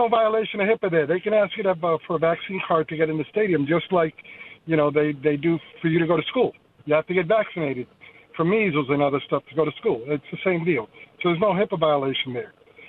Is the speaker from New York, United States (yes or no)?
yes; New York, United States; I'm a New Yorker